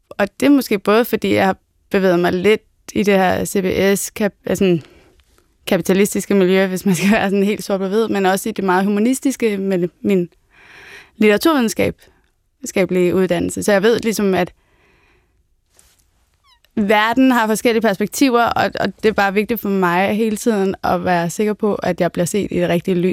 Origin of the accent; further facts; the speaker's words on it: Hedehusene, Capital Region of Denmark, Denmark; Altså, jeg er jo bare fra Hedehusene, eller sådan, der er ikke noget fancy over noget som helst.